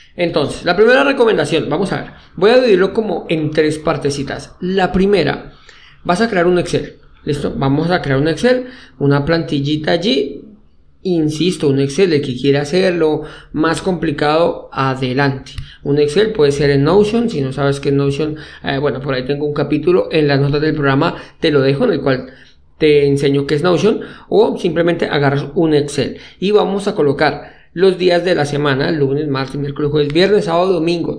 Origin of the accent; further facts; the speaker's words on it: Colombia; soy colombiano